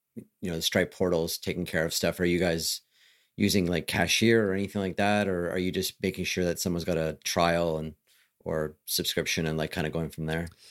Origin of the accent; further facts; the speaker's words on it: Canada; I'm Canadian